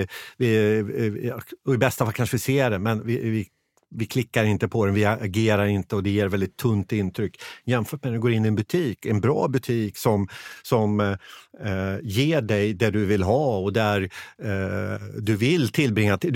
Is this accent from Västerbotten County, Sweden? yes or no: no; Motala, Östergötland, Sweden; Jag själv är från eh, Motala och när jag, är hemma i Motala och tittar liksom hur det ser ut, det är ganska mycket tomma eh, butiker